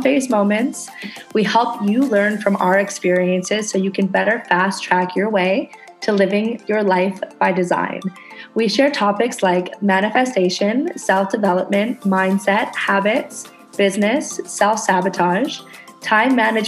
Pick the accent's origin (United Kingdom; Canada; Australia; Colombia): Canada; now in Indonesia